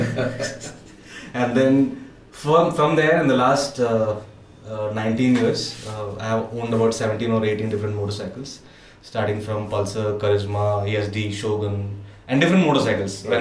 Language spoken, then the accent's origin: English; Kochi, Kerala, India; I'm from Cochin, born and brought up there. Konkani, born and brought up in Cochin